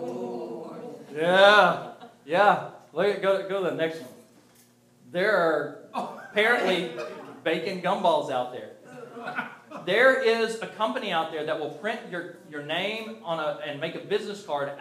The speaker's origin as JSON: {"language": "English", "region": "the South", "country": "United States", "tie": "born or raised there", "said": "I grew up in the South"}